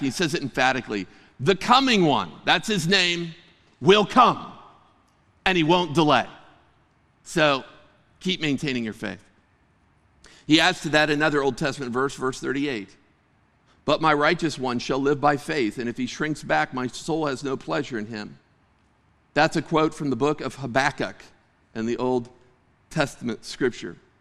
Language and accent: English; Clymer, Pennsylvania, United States; I grew up in Western Pennsylvania, and I had the privilege of living on the sa-, in the same area as my grandma